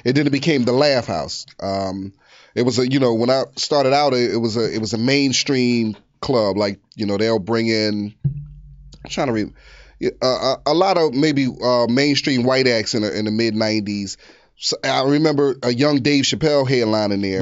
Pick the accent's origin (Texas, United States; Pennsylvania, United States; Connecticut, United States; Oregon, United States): Pennsylvania, United States; Philadelphia; moved away as an adult; now in Los Angeles, United States; I was born at Temple University. I'm from North Philly